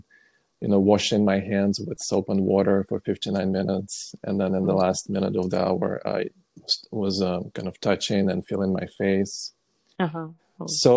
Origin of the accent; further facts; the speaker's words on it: Orenburg, Orenburg Oblast, Russia; now in Brooklyn, United States; originally, I'm from Russia, from a city called Orenburg